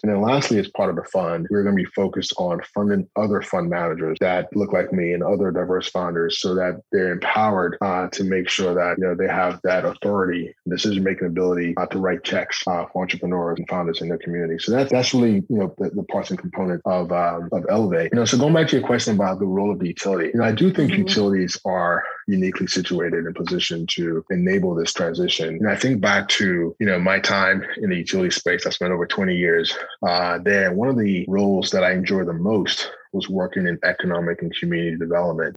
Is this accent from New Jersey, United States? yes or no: yes; New Jersey, United States; I was born in New Jersey